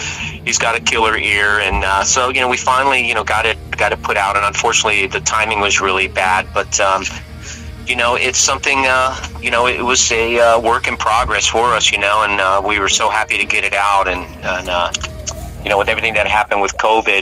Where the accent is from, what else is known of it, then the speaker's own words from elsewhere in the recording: Houston, Texas, United States; also born or lived in Richmond, Virginia; We're from Houston